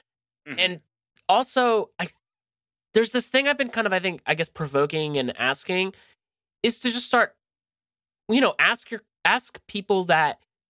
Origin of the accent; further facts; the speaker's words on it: United States; also born or lived in Sardinia, Italy; growing up kind of in a weird state of being actually American Italian, but then also actually Italian as a European citizen, I don't really fit in to the Italian kind of cookie cutter state back there, because I didn't grow up there.